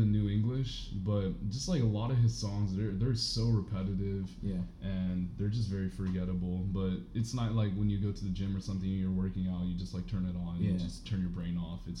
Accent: Tampa, Florida, United States; moved away as an adult; now in Atlanta, United States; So I grew up, born and raised in Tampa, Florida. Not much to do in Tampa, Florida. Went up to ATL for college

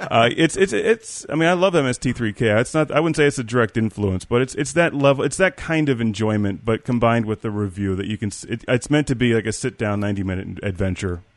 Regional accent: Pittsburgh, Pennsylvania, United States; I'm from Pittsburgh

